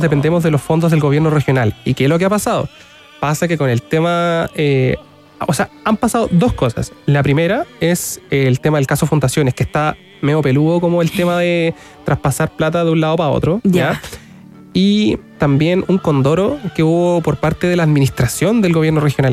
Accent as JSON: {"language": "Spanish", "town": "San Carlos", "region": "Ñuble", "country": "Chile", "said": "Yo soy de San Carlos"}